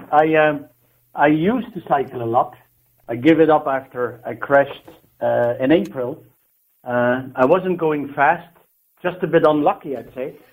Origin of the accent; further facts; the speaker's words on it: Belgium; I, I, I'm from Belgium and an accountant